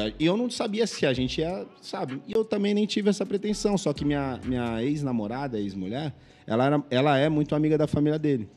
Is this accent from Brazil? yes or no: yes; São Vicente, São Paulo, Brazil; moved away as an adult; also born or lived in Santos; now in Paris, France; eu nasci em Santos. É, nasci em Santos. Passei minha vida inteira em São Vicente